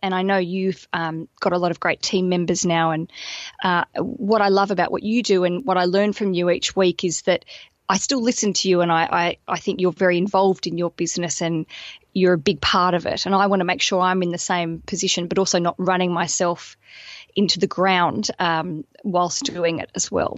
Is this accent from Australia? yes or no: yes; Australia; moved away as an adult; now in London, United Kingdom